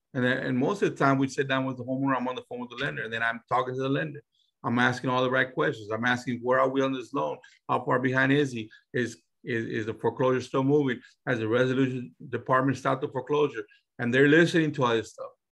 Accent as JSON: {"language": "English", "town": "San Antonio", "region": "Texas", "country": "United States", "said": "We're from San Antonio, but most of our deals are not done in San Antonio"}